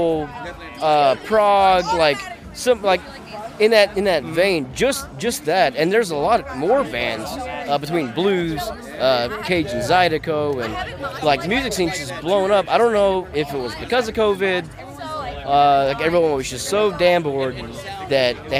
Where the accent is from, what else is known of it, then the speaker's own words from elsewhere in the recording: Dry Creek, Louisiana, United States; I grew up in the middle of nowhere, like this place called Dry Creek